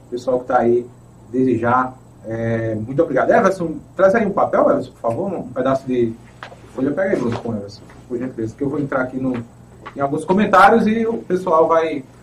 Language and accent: Portuguese; Ferreiros, Pernambuco, Brazil; melhor voto que eu dei em Ferreiros. Fico muito feliz com tudo que vem acontecendo, acontecendo na, na minha cidade natal.